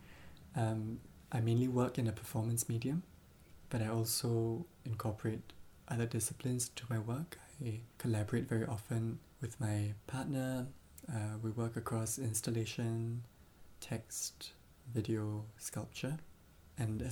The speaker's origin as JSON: {"language": "English", "country": "Singapore", "tie": "born or raised there", "also_born_or_lived": "Glasgow / Berlin", "moved": "as an adult", "said": "I was born in Singapore, and I moved to Glasgow to do my university education, and then to Berlin."}